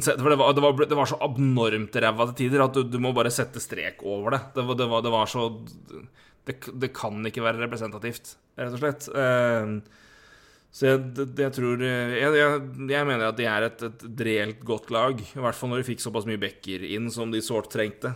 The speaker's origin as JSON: {"language": "Norwegian", "town": "Elverum", "region": "Innlandet", "country": "Norway", "said": "vi er fra Elverum begge"}